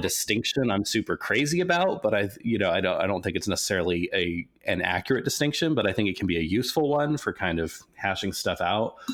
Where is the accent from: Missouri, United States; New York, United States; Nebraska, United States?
Nebraska, United States; Lincoln; moved away; Lincoln, Nebraska, which is the town I grew up